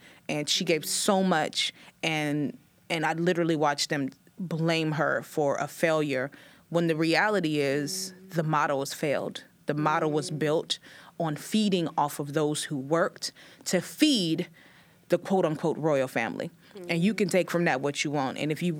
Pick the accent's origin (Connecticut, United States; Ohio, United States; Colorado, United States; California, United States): California, United States; Oakland; at that point, I'm just new from Oakland and I'm lucky somebody let me on stage, I'm performing everywhere.